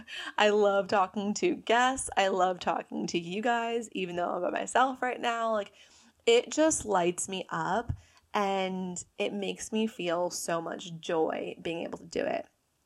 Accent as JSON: {"language": "English", "country": "United States", "said": "So I am obviously American, as you can tell from my lovely accent here."}